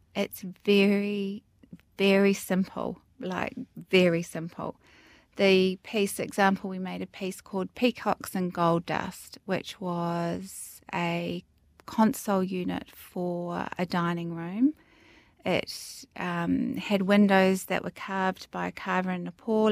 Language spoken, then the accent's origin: English; Greytown, Wellington, New Zealand; growing up in the Wairarapa, Greytown, in the bottom of the North Island, small town